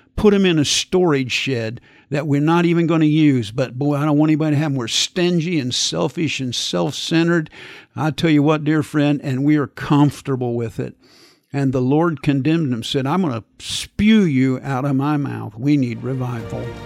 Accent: Kansas, United States; growing up in Kansas in the wintertime with the wind blowing

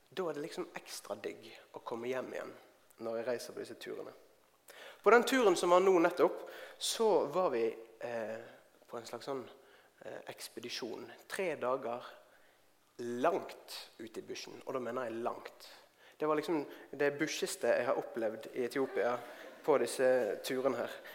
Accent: Bergen, Vestland, Norway; moved away as an adult; now in Oslo, Norway; Jeg kommer fra Bergen. Jeg har bodd i Oslo i over eh, tolv år.

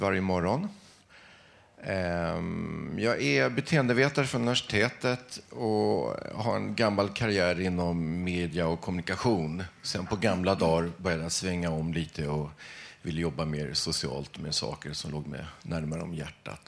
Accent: Stockholm, Stockholm County, Sweden; jag är inbiten stockholmare, bor på Kungsholmen

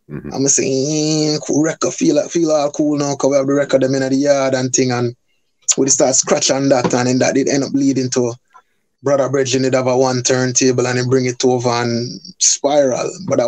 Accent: Bronx, New York, United States; also born or lived in Jamaica; Born in Jamaica still, but then don't know, the family did migrate. So basically when I was 3 years old, I moved to the Bronx. So basically from 3 years old up until I was about 11, I did New York

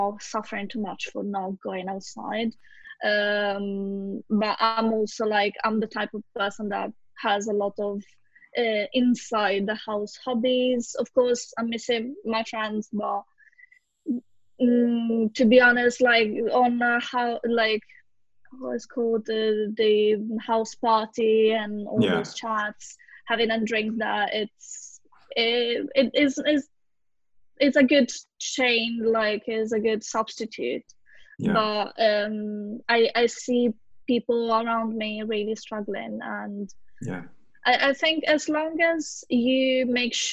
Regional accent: Italy; moved away; in my home country

